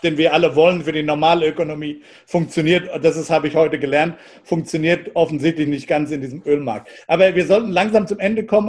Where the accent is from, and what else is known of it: United States